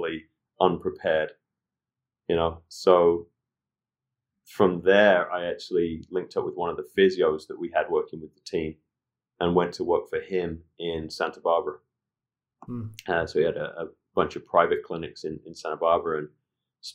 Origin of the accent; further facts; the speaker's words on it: Leicester, East Midlands, United Kingdom; moved away as an adult; also born or lived in Leeds; now in New York, United States; I'm born and raised in Leicester.